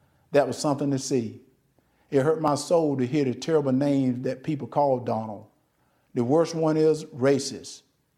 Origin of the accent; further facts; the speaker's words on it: Deep South, United States; Growing up in the Deep South, I've seen racism up close.